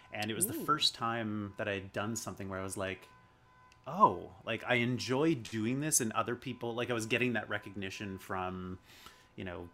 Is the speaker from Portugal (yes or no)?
no; Chilliwack, British Columbia, Canada; also born or lived in Dawson Creek, British Columbia; now in Vancouver, Canada; I grew up in Chilliwack in the Fraser Valley. And then I moved right the heck out of there when I turned 18 and came to Vancouver.